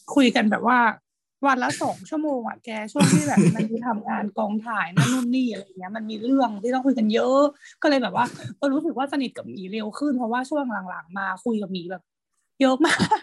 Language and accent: Thai; Chiang Mai, Thailand; เราเราอ่ะโตที่เชียงใหม่